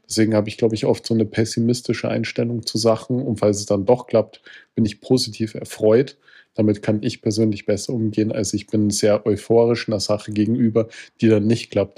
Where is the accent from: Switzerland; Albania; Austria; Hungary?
Austria; ich als Österreicher